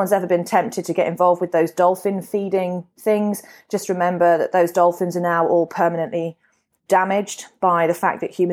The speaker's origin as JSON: {"language": "English", "area": "Warwickshire", "region": "West Midlands", "country": "United Kingdom", "also_born_or_lived": "Perth, Australia", "moved": "as an adult", "lives_now": "Brisbane, Australia", "said": "I'm from Shakespeare's County"}